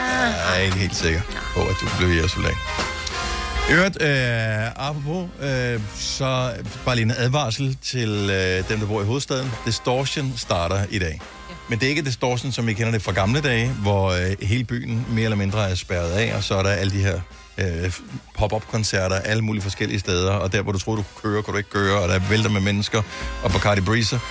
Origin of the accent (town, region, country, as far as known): Denmark